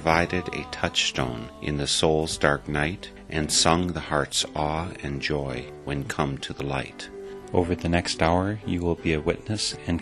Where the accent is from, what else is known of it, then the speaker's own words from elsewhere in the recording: Oconomowoc, Wisconsin, United States; I identify Oconomowoc as my hometown